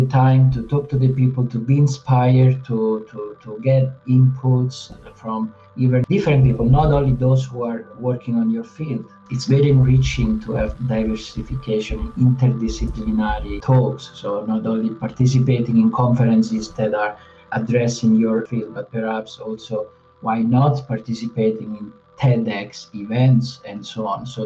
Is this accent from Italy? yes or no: yes; Amandola, Marche, Italy; now in Zurich, Switzerland; So I'm from Italy, and my little town is called Amandola